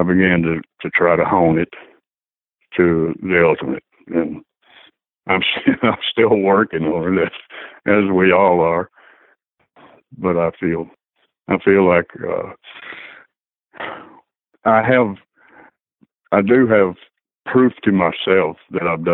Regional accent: Alexandria, Louisiana, United States; also born or lived in West Coast; now in Nashville, United States; I grew up in Alexandria, Louisiana

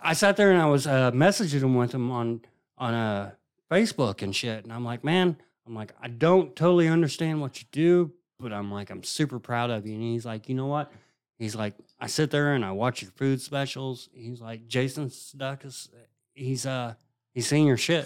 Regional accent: Indiana, United States; I'm from Indiana and my mom's from Kentucky

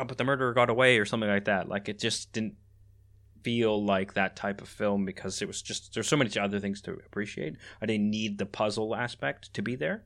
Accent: Canada; moved away; also born or lived in Netherlands; in Canada where I was born and raised

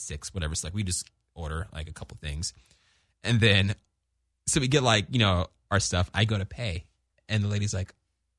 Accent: Orange County, California, United States; we grew up in Orange County and we're the only black family in the gated community.

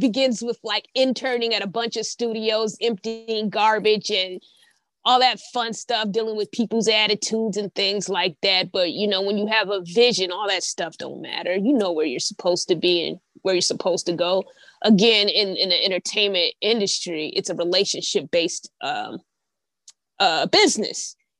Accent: Indiana, United States; now in Atlanta, United States; I'm originally from Indiana.

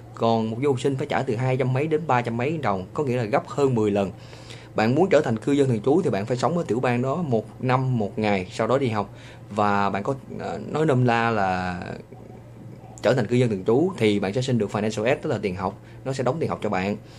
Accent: Vietnam; accent: Vietnamese; moved away as an adult; now in United States; cái giọng của mình cũng chỉ là giọng của người Việt

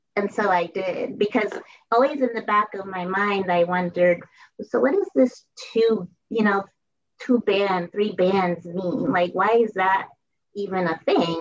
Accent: Bridgeport, Connecticut, United States; I grew up in Bridgeport, Connecticut

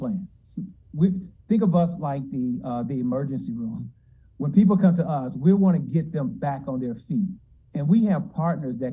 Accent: Memphis, Tennessee, United States; moved away as an adult; also born or lived in Georgia / Durham, North Carolina; I'm originally from Memphis. This is my hometown. I'm a proud graduate of Hamilton High School here in Memphis.

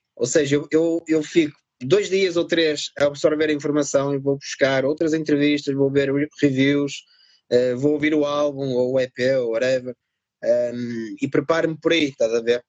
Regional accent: Vila Nova de Gaia, Porto District, Portugal; accent: northern; also born or lived in France; os meus pais emigraram na altura para a França, ficaram lá uns anos, eu nasci lá e pá, estive lá seis anos, acho eu, ou seis, sete anos vim para Portugal uh, e fiquei por cá.

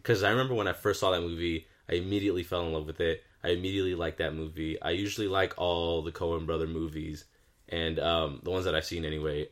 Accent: Southern California, United States; We're from SoCal

